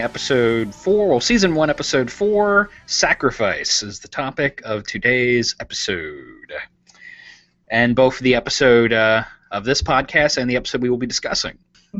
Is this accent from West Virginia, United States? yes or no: yes; West Virginia, United States; I'm from West Virginia, so my state monster is the Mothman.